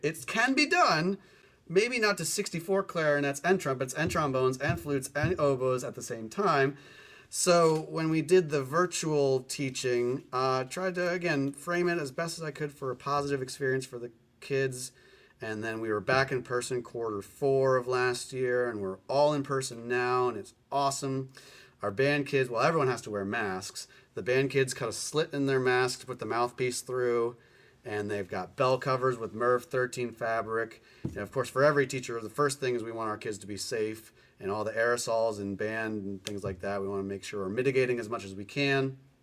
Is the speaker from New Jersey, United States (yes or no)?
yes; New Jersey, United States; moved away as an adult; now in San Diego, United States; I grew up in South Jersey.